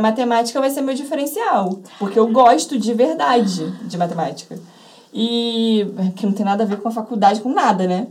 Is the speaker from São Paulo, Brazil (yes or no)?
no; Rio de Janeiro, Brazil; eu nasci e moro até hoje em Botafogo, no Rio de Janeiro